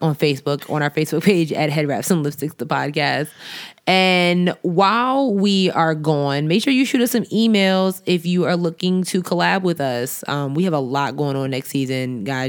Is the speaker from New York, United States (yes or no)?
yes; New York, United States; I'm from New York